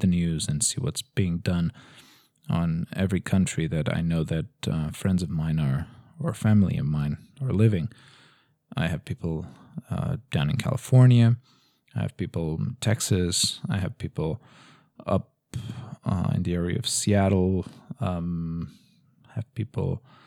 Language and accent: English; Lisbon, Portugal; now in Madrid, Spain; in Lisbon, uh, where I'm actually from